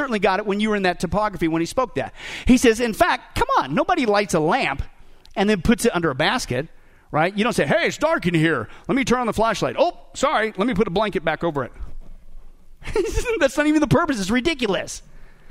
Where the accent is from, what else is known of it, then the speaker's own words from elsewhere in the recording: Kansas, United States; now in Las Vegas, United States; I grew up in Kansas